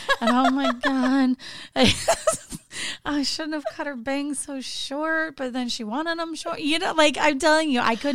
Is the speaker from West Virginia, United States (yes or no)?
no; Orange County, California, United States; moved away; my hometown, Orange County.